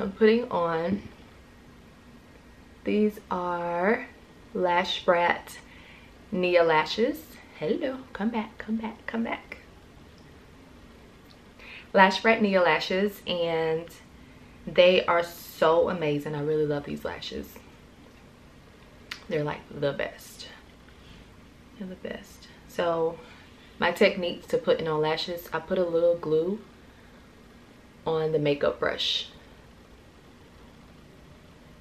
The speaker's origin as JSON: {"language": "English", "region": "Central Florida", "country": "United States", "tie": "born or raised there", "moved": "as an adult", "lives_now": "Atlanta, United States", "said": "born and raised in Florida, Central Florida, and moved to Atlanta after graduating college"}